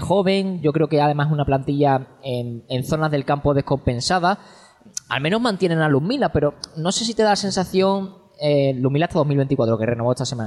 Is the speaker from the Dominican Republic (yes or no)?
no; Seville, Andalusia, Spain; yo soy del sur y soy de Sevilla